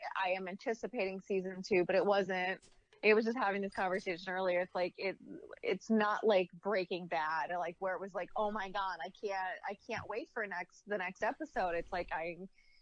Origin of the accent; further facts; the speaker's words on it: Central Florida, United States; I am born and raised in Central Florida